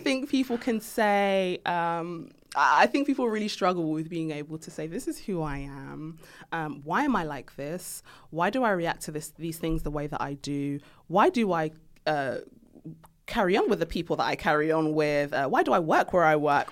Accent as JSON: {"language": "English", "region": "London", "country": "United Kingdom", "tie": "born or raised there", "said": "I grew up in Tottenham"}